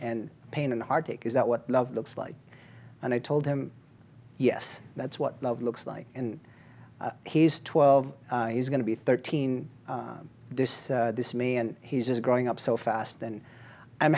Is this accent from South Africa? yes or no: no; Philippines; moved away as an adult; now in Colorado, United States; I am from the Philippines. I am an immigrant to this country. I was a reporter there for many, many years before I got here